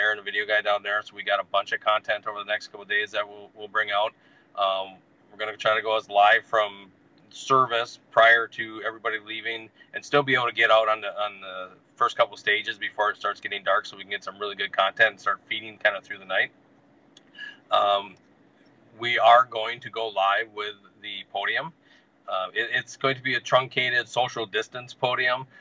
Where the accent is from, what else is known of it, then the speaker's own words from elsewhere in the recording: Northern Minnesota, United States; I'm from Northern Minnesota